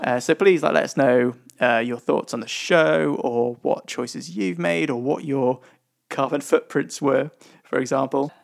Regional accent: United Kingdom; We are British.

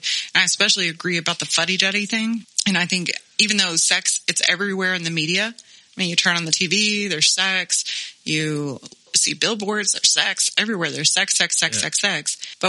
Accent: Texas, United States; I grew up in Texas, a landscape of strip clubs and churches, assault rifles, and toddler beauty pageants

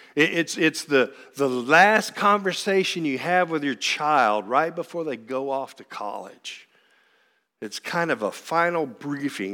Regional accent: Frankfort, Kentucky, United States; also born or lived in Lexington, Kentucky; I am born and raised in Frankfort, Kentucky

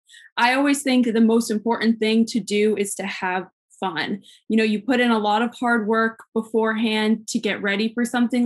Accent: Pawtucket, Rhode Island, United States; also born or lived in Providence, Rhode Island / Connecticut / Boston / Italy; I am originally from where I am now, actually, in Pawtucket, Rhode Island. So I'm right outside of Providence, Rhode Island. I was born in Providence and I lived in Pawtucket pretty much my whole life.

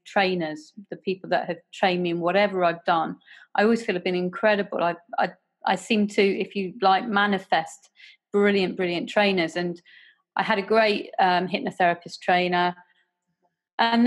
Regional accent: Guernsey; I come from Guernsey in the Channel Islands

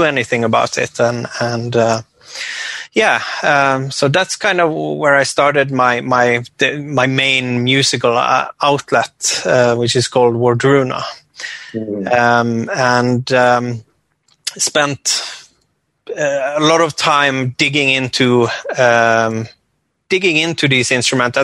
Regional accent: west coast of Norway, island north of Bergen, Vestland, Norway; I come from the west coast of Norway, small inland island north of a city called Bergen.

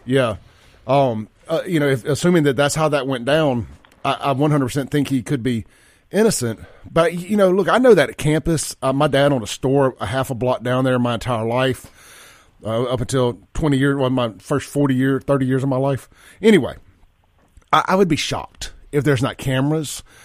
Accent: Jackson, Mississippi, United States; I grew up here in Jackson up to about three years ago

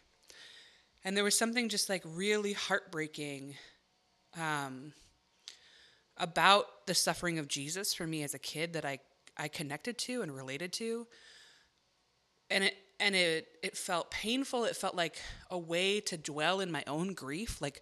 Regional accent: Chicago, Illinois, United States; I grew up in the city of Chicago

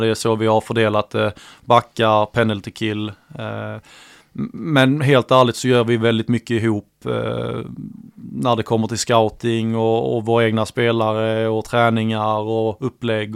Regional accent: Jonstorp, Skåne, Sweden; also born or lived in Helsingborg; Jag är född i Helsingborg men mina föräldrar flyttar ju ja, direkt till Jonstorp. Det är en liten by eh, ja, en bit utanför.

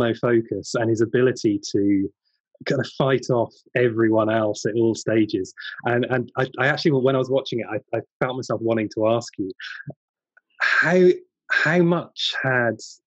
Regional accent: United Kingdom; as a British archaeologist

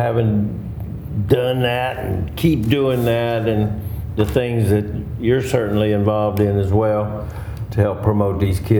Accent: Atlanta, Georgia, United States; born or raised there; moved away

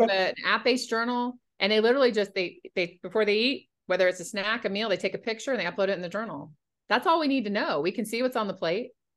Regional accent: North Carolina, United States; moved away; also born or lived in Washington, D.C. area; growing up in North Carolina. When I moved up to the D.C. area

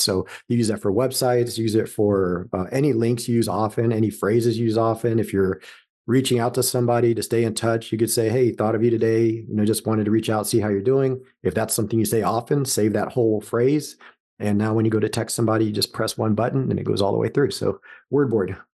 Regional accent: Los Angeles, California, United States; moved away as an adult; also born or lived in Las Vegas; now in Columbus, United States; Born and raised in Southern California, Los Angeles area

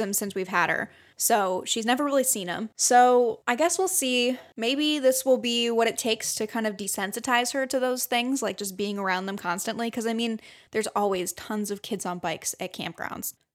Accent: Michigan, United States; growing up in Michigan

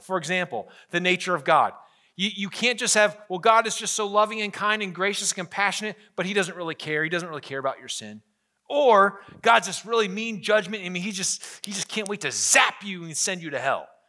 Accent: United States; as an American

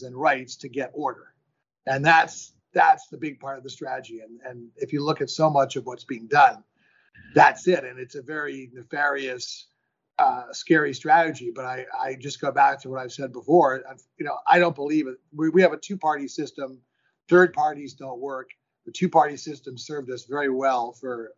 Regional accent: New York City, New York, United States; now in Hillsborough, United States; I'm born and raised in Manhattan, but I've been a California boy for quite a while

